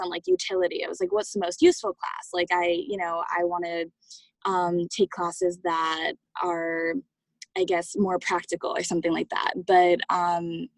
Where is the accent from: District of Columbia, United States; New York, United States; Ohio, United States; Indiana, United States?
New York, United States; I'm from New York originally